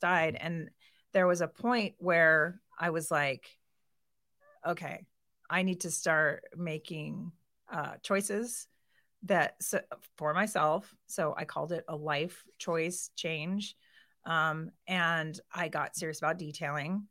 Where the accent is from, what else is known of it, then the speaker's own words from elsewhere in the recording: Boise, Idaho, United States; moved away as an adult; also born or lived in Portland; now in Kona, Hawaii, United States; I moved here when I was eight, so I went to Collister